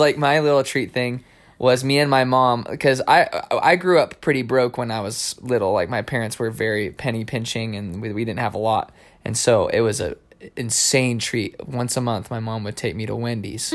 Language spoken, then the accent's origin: English; New Mexico, United States; I grew up in New Mexico